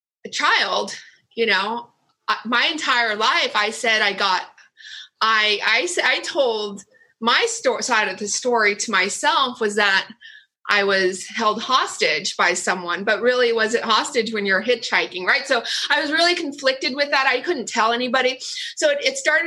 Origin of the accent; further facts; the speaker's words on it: Orange County, California, United States; also born or lived in Vietnam; I was born in Vietnam and I was so lucky that I was sponsored and we got to the OC. So I've been in Orange County for over 40 years